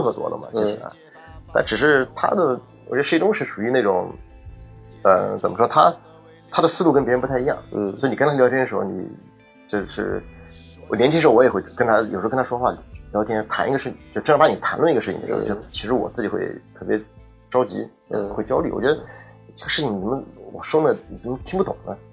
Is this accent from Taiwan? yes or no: no; Nanjing, Jiangsu, China; 我是南京的